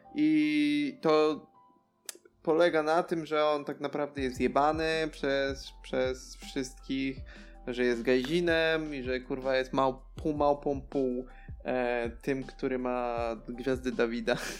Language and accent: Polish; Tricity, Pomeranian Voivodeship, Poland; z moich stron, tutaj z Trójmiasta.